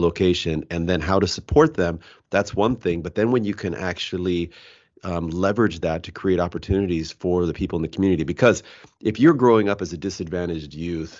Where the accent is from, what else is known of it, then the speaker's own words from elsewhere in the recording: Pacific Northwest, United States; I'm from the Pacific Northwest